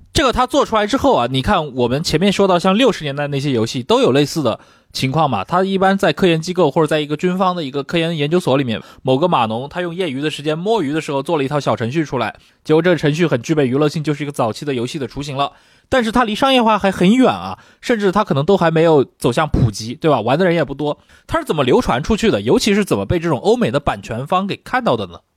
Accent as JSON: {"language": "Chinese", "country": "China", "said": "我们中国人"}